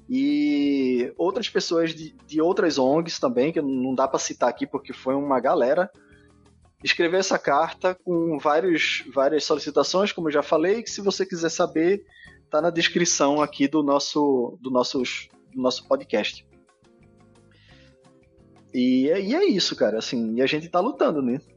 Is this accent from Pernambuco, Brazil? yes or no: yes; Afogados, Pernambuco, Brazil; also born or lived in Recife; Afogados tá é lá no assim, interior, sacou? É, eu nasci em Afogados